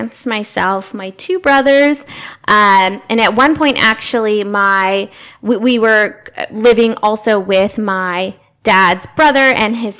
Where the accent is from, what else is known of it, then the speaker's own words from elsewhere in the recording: Diamond Bar, California, United States; am a native to Southern California. I grew up in Diamond Bar, so that's about 30 minutes away from here